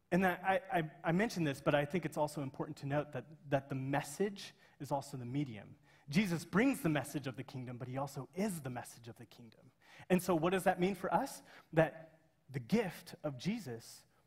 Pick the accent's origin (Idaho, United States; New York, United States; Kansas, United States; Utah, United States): Kansas, United States; I'm from Kansas, and it's our state flower